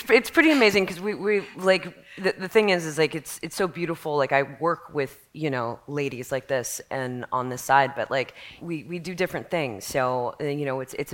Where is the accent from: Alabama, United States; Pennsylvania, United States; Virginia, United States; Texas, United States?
Texas, United States; Dallas; I grew up in Dallas, Texas